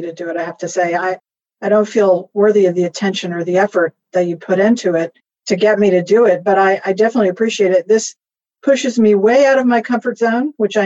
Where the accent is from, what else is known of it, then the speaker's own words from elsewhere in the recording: Miami, Florida, United States; moved away as an adult; also born or lived in Virginia; now in Washington, D.C., United States; I grew up in Miami.